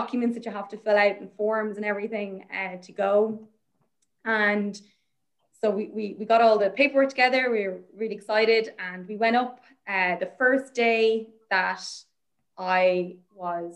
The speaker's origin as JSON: {"language": "English", "country": "Ireland", "said": "I'm Irish, I'm from Ireland."}